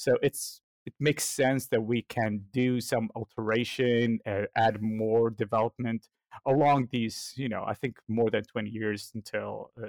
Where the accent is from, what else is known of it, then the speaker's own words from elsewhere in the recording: United States; but I grew up in the States, so I grew up on the good old He-Man, Thundercats, Justice League, and Transformers, so I know the American way.